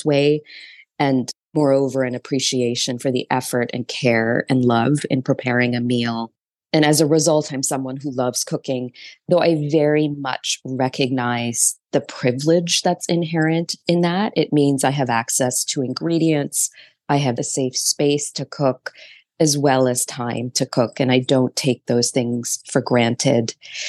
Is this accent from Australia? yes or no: no; Toronto, Ontario, Canada; now in New York City, United States; I live in New York City, though I grew up in Toronto.